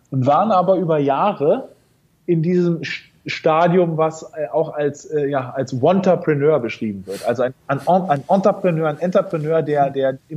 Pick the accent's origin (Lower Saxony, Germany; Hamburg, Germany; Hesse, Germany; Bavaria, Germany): Lower Saxony, Germany; Norderney; also born or lived in Berlin; also ich bin geboren in Berlin und aufgewachsen bin ich auf äh, einer kleinen Nordseeinsel, Norderney, äh, ah. liegt in der Nähe von Holland.